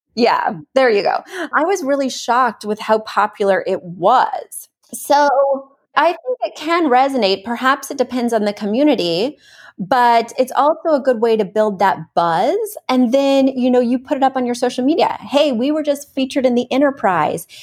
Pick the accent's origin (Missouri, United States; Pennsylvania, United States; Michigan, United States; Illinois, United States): Missouri, United States; now in New York, United States; I'm from Missouri